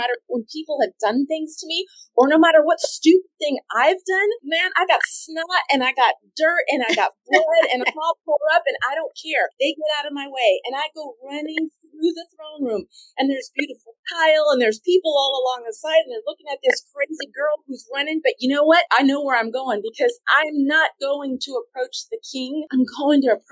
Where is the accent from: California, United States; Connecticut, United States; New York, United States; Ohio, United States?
California, United States; moved away; also born or lived in Austin / Florida; where I grew up in California